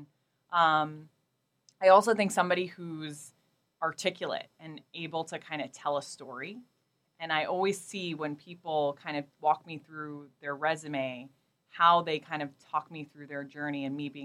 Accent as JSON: {"language": "English", "town": "New York City", "region": "New York", "country": "United States", "tie": "born or raised there", "also_born_or_lived": "Portland, Oregon", "moved": "as an adult", "said": "I grew up in Queens and Brooklyn, where I never thought I'd ever leave New York"}